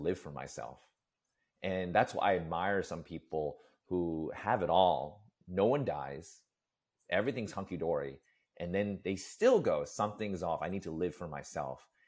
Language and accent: English; New York City, New York, United States; growing up in New York City